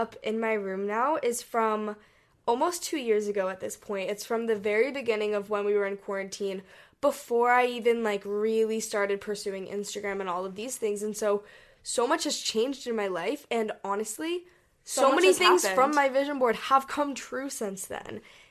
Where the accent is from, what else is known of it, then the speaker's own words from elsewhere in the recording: Hong Kong; We grew up in Hong Kong and we traveled all over Asia